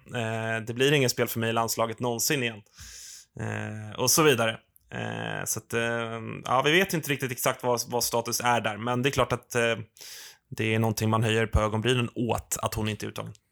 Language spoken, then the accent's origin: Swedish; Sweden; oss eh, svenskar